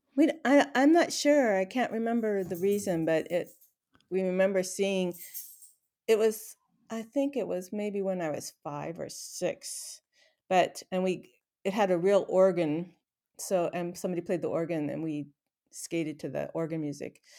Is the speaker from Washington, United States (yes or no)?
yes; Renton, Washington, United States; I was born in Renton, Washington